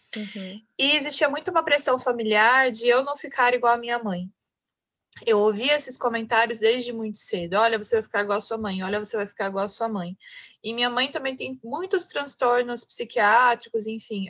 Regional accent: Pindamonhangaba, São Paulo, Brazil; moved away as an adult; now in São Paulo, Brazil; eu sou do interior de São Paulo, sou de Pindamonhangaba, estou em Pindamonhangaba hoje, porque eu estou voltando para minha cidade natal

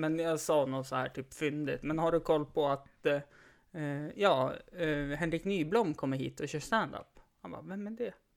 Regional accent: Stockholm, Stockholm County, Sweden; jag är ju stockholmare

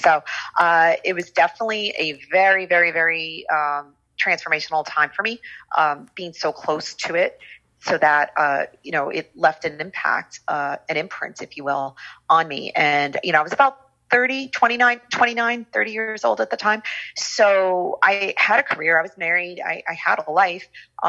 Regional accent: New York, United States; Well, I grew up in the New York City area.

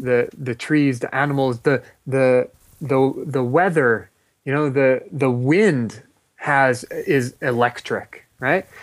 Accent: Los Angeles, California, United States; I grew up in Los Angeles

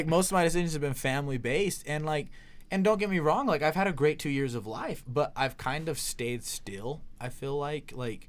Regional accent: Blackfoot, Idaho, United States; It's my hometown, baby.

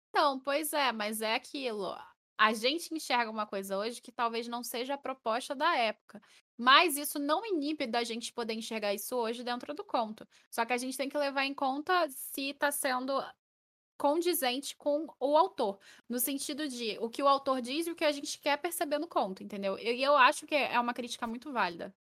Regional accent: Rio de Janeiro, Brazil; eu chio todo dia, que eu sou carioca.

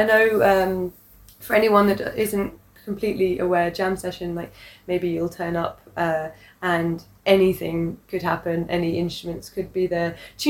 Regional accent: England, United Kingdom; moved away as an adult; now in Hong Kong; And then I'm English.

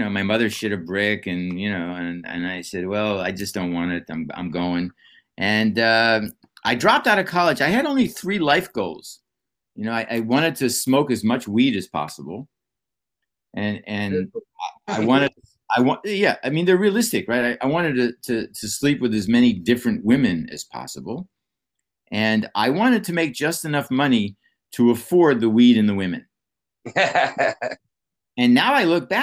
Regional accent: Pittsburgh, Pennsylvania, United States; moved away; I'm from Pittsburgh originally

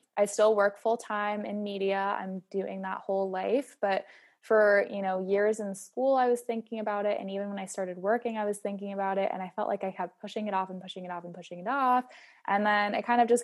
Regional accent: East Coast, United States; I'm from the East Coast too

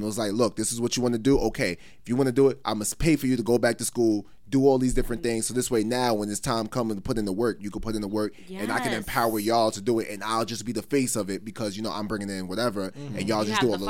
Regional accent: New York City, New York, United States; a lot of these areas we went to growing up, like, we were big on sports, like Roy Wilkins, St. Albans, all these. We used to go to all these different parks growing up

